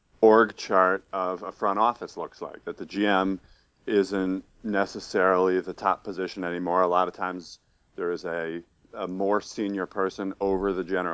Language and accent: English; Troy, New York, United States; born or raised there; also born or lived in Albany, New York